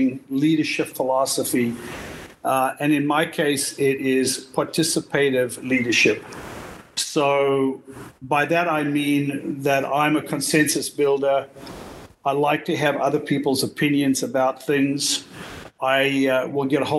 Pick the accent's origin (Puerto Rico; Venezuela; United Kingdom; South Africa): South Africa; now in United States; I'm originally from South Africa. Moved to the United States in 1979